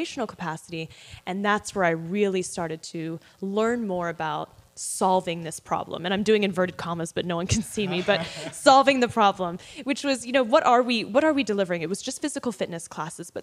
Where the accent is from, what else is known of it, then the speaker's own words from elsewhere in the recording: Australia; moved away as an adult; also born or lived in London; now in United States; I was born in London, raised in Australia